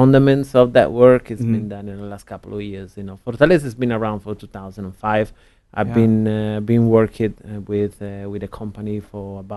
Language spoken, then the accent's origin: English; Milan, Lombardy, Italy; English is a second language; moved away as an adult; also born or lived in San Francisco; Was born and raised in Italy